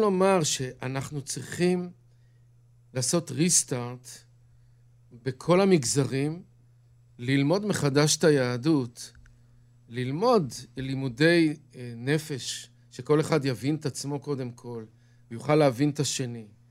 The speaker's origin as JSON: {"language": "Hebrew", "town": "Bnei Brak", "region": "Tel Aviv District", "country": "Israel", "tie": "born or raised there", "moved": "yes", "lives_now": "Kiryat Ye'arim, Israel", "said": "גדלתי בבני ברק"}